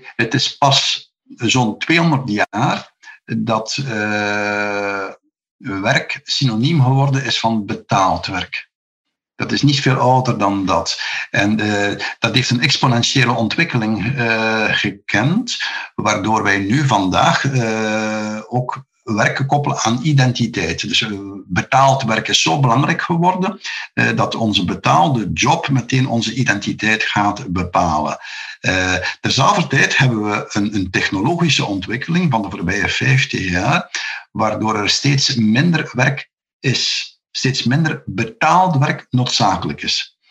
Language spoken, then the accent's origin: Dutch; Flanders, Belgium; hier bij ons in Vlaanderen